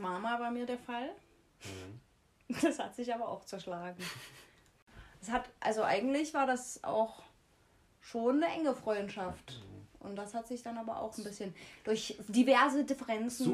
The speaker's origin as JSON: {"language": "German", "town": "Jena", "region": "Thuringia", "country": "Germany", "said": "wir kommen aus Jena"}